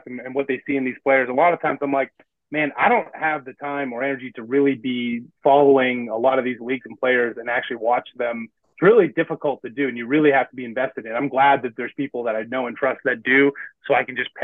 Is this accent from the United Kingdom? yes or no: no; Canada; I'm Canadian